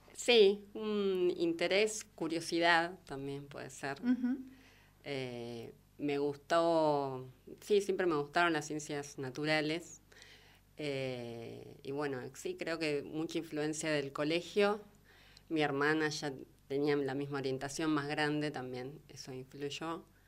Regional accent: Neuquén, Argentina; soy de Neuquén

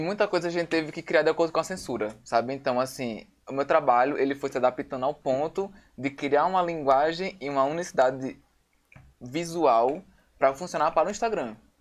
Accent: Natal, Rio Grande do Norte, Brazil; sou daqui de Natal

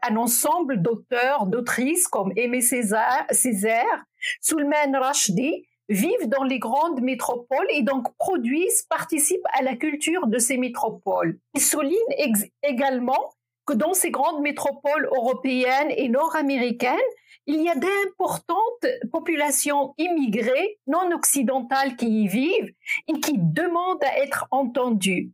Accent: Morocco; now in Quebec, Canada; je suis née au Maroc. Je fais partie de la première génération des femmes qui ont eu accès massivement à l'éducation.

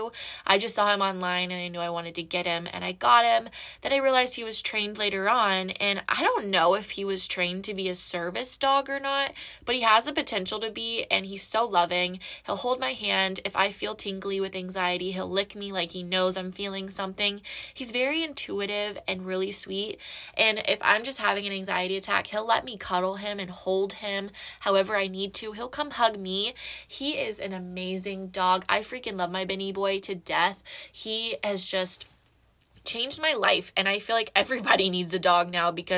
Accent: Georgia, United States; I was born and raised in Georgia, and I moved around a lot.

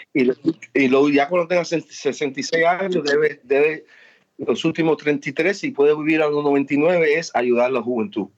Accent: New York, United States; also born or lived in Miami; yo me crié en Nueva York y Miami es mi segunda casa.

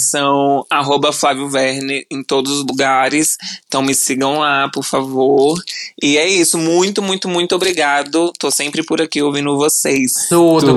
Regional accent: Brasília, Federal District, Brazil; moved away; E morava em Brasília, né? Eu sou de Brasília

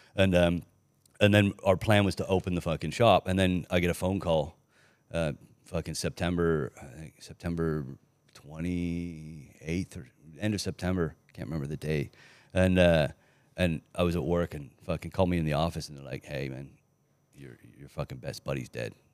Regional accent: Canada; also born or lived in England; I ended up being Canadian instead of Australian

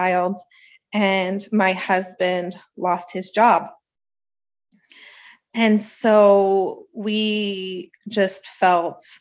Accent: Ottawa, Ontario, Canada; now in Edmonton, Canada; I'm from Ottawa. And so that's where I grew up

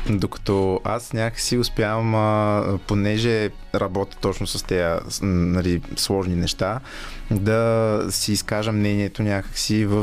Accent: Sofia, Sofia City, Bulgaria; also born or lived in Razsadnika-Konyovitsa, Sofia / Mladost, Sofia; и съм отраснал в обща купа

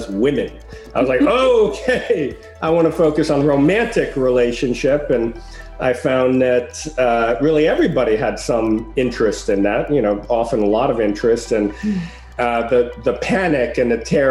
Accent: New York City, New York, United States; also born or lived in Paris, France; You know, I grew up in Greenwich Village

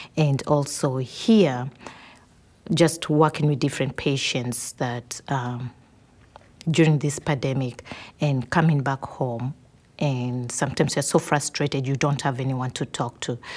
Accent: Kenya; moved away as an adult; I'm from Kenya

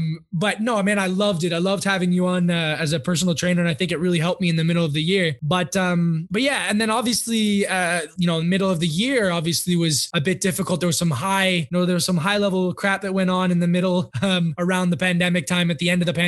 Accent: United States; it's real stuff that's going on in my, yeah, hometown and my home country. Obviously, the United States is more sectioned about it.

